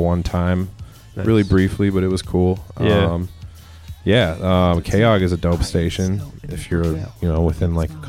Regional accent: Minneapolis, Minnesota, United States; I grew up in Minneapolis over south

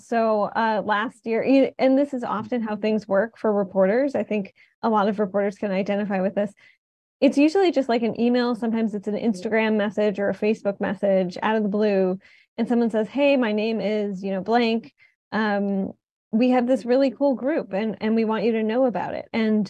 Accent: Detroit, Michigan, United States; now in New Haven, United States; as someone who didn't grow up in New Haven, I grew up in Detroit

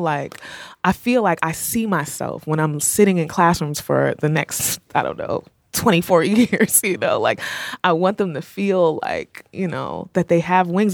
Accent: Rahway, New Jersey, United States; moved away; I'm from Rahway

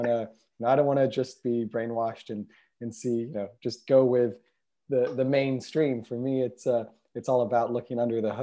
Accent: Israel; also born or lived in United States; I guess I grew up bicultural, growing up between being born in the States and then growing up in Israel and going back and forth during my childhood between the two countries.

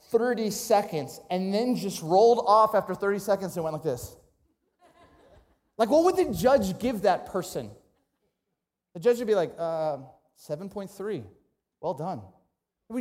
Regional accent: Ventura County, California, United States; I grew up in Ventura County, California, between Malibu and Santa Barbara

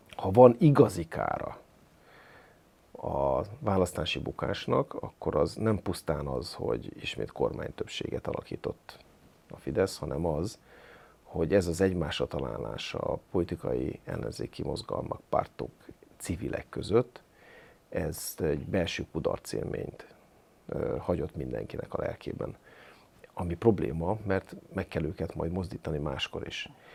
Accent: Hajdú-Bihar, Hungary; moved away; én is vidéki gyerek vagyok, én Jó. bihari gyerek vagyok, Jó. ízig-vérig vidéki vagyok

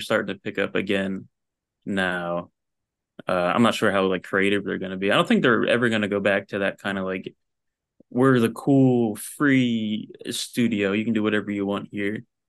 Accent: New Jersey, United States; moved away as an adult; also born or lived in Philadelphia; now in Los Angeles, United States; I grew up in Jersey

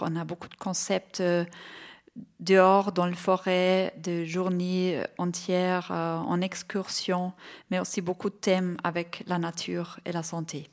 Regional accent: Bavaria, Germany; French is a second language; now in Switzerland; Je viens de Bavière, euh, j'ai 48 ans.

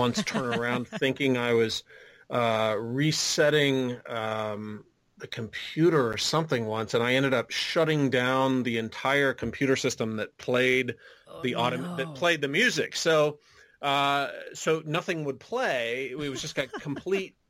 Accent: Riverside, California, United States; moved away; also born or lived in Washington, D.C.; growing up in Southern California, it's even being way out in Riverside, which is like 60 miles east of L.A.

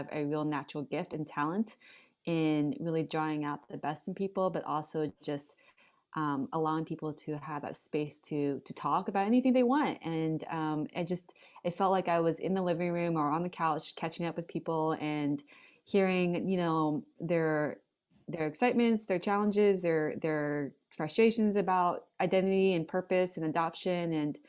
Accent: Hong Kong; growing up in the American family and the American culture, but then also growing up in the Hong Kong culture with a very diverse group of people in the expat community.

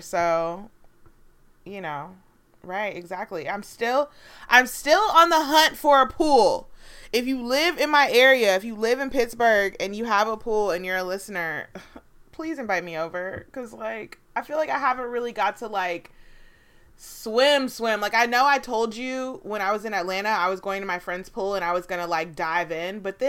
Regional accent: United Kingdom; And also, I'm British, so, you know, I've completely become transnational, and I'm now from another country.

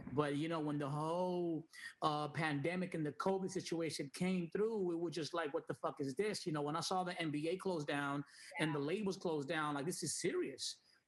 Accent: Puerto Rico; also born or lived in New York; I was born in New York. I'm half Dominican, half Puerto Rican. So when I moved to Puerto Rico when I was 8, 9 years old, I didn't really know no Spanish. Like, I was more like English

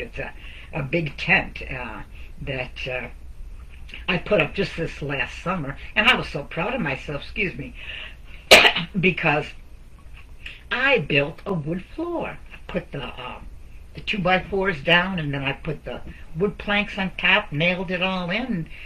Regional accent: Redford Township, Michigan, United States; also born or lived in Ann Arbor, Michigan; I grew up in Redford Township, which is just outside of Detroit

